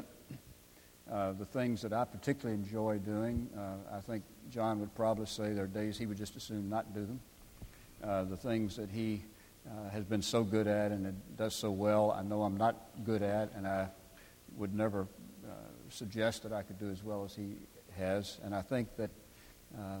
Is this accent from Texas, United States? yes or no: no; Crozet, Virginia, United States; Morton Frozen Foods in my hometown of Crozet